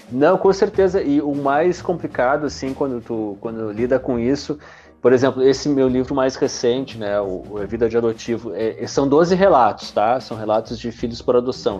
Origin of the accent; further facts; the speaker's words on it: Realeza, Paraná, Brazil; now in Porto Alegre, Brazil; sou do interior do Paraná, cara, uma cidade bem pequenininha, né? De, de realeza. Deve ter, agora deve ter 14 mil habitantes tal. Quando eu tava morando lá tinha 10, 12 mil.